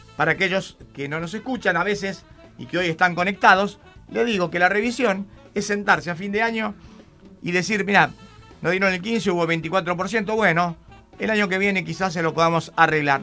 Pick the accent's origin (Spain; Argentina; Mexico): Argentina